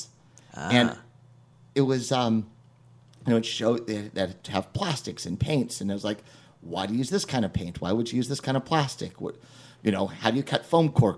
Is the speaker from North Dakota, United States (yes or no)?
no; Texas, United States; moved away as an adult; also born or lived in San Francisco; I grew up in Texas, moved to San Francisco when I was 18